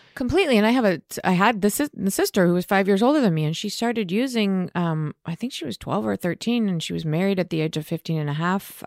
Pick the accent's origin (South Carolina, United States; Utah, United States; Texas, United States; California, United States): California, United States; Beverly Hills; also born or lived in New York; grew up in, in Beverly Hills.